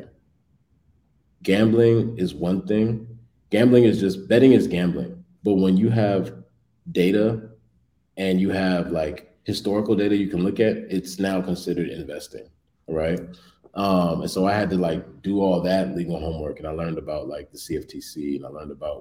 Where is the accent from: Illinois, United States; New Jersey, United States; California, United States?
California, United States; Bay Area; also born or lived in Washington, D.C. / Los Angeles / New York; now in Chicago, United States; I'm from the Bay